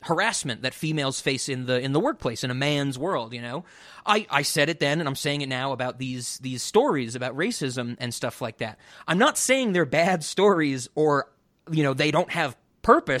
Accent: New York, United States; growing up in New York

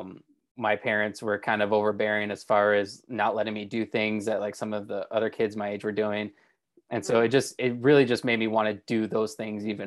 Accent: Michigan, United States; I get that from being from Michigan

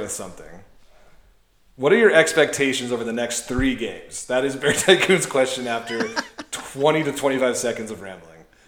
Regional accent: Montana, United States; back when we grew up in Montana

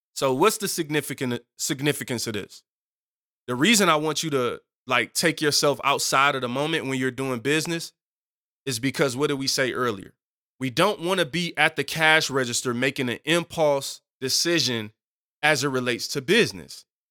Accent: Detroit, Michigan, United States; moved away; I'm from Seven Mile in Detroit originally.

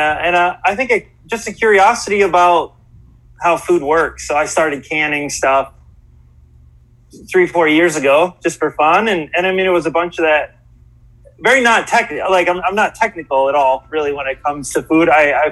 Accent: upstate New York, United States; moved away as an adult; also born or lived in Buffalo, New York; now in Honolulu, United States; So upstate New York is where I spent most of my years growing up. So it's like Corning, Elmira kind of area. It's about 5.5 hours from New York City, closer toward Buffalo. Then most recently, yeah, I'm coming from Buffalo, which is where my parents are living right now.

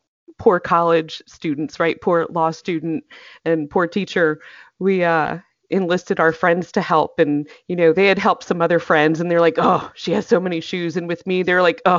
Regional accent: North Carolina, United States; now in Atlanta area, Georgia, United States; I grew up in North Carolina

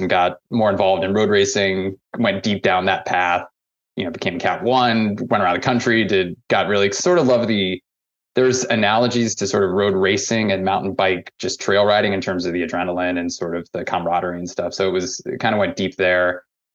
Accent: St. Louis, Missouri, United States; moved away as an adult; now in Vermont, United States; I grew up in St. Louis, Missouri.

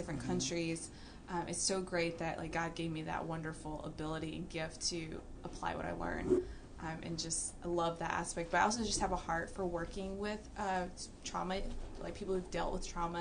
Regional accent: Georgia, United States; accent: southern drawl; moved away as an adult; now in Texas, United States; I'm from Georgia

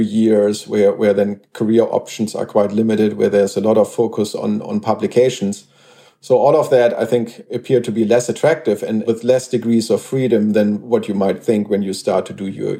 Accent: Germany; I grew up in Germany, and that's also where I went to school

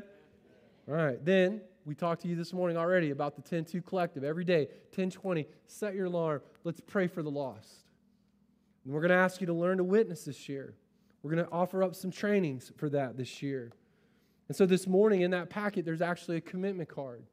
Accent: United States; as American, westernized Christians

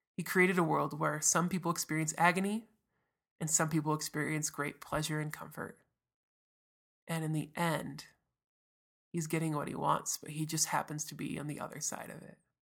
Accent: United States; as an American

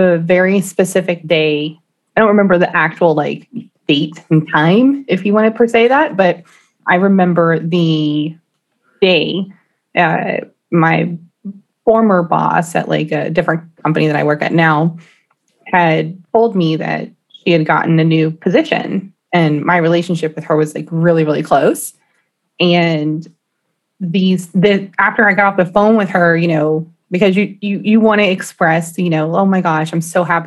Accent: Austin, Texas, United States; Born and raised in Austin, Texas

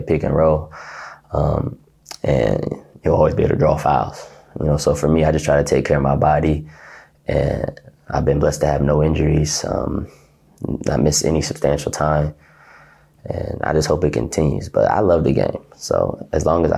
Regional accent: Ohio, United States; moved away as an adult; now in Russia; I'm from Ohio

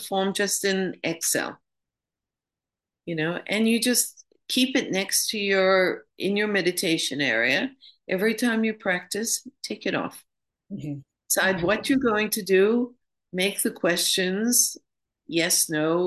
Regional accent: New York, United States; moved away as an adult; now in London, United Kingdom; I'm from New York originally. I live in London now, but I used to live in New York

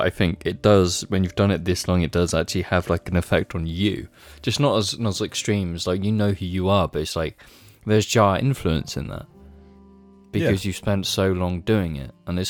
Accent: United Kingdom; we're British.

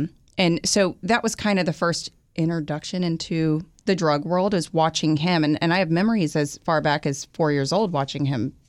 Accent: Houston, Texas, United States; born or raised there; also born or lived in Green Bay, Wisconsin

